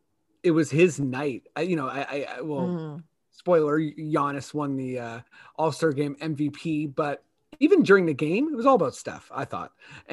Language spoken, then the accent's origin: English; Akron, Ohio, United States; we're born in the same hospital. No one really knows, but I'm actually from Akron too.